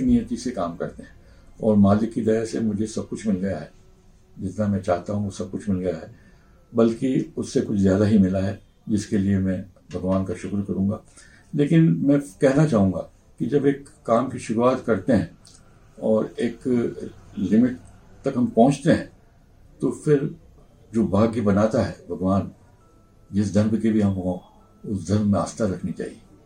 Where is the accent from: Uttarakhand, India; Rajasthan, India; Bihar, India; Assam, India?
Rajasthan, India; Udaipur; also born or lived in Saloda; यहाँ पर हल्दी घाटी के पास एक सलोदा गांव है हम लोग सलोदा गांव के रहने वाले हैं